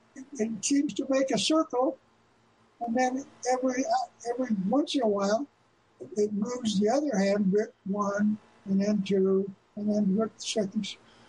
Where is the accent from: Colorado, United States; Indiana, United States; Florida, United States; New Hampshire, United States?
Indiana, United States; Indianapolis; born there; I was born in Indianapolis.